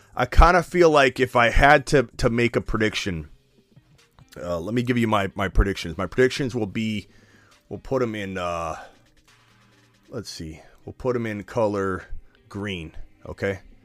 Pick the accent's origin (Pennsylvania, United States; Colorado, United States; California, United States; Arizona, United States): Arizona, United States; Phoenix; my hometown? I'm here in Phoenix